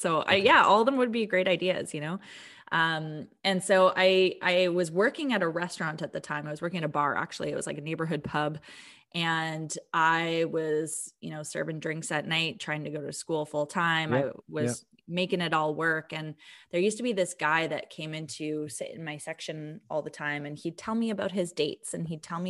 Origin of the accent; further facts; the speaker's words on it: Vancouver, British Columbia, Canada; now in Calgary, Canada; So I came from Vancouver, and I actually, I moved to Calgary in 2009.